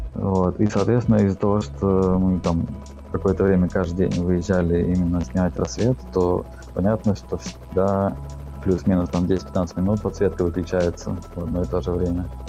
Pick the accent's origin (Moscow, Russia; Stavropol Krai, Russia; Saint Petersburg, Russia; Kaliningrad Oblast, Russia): Saint Petersburg, Russia; я родился в Питере, и, ну, всю жизнь здесь прожил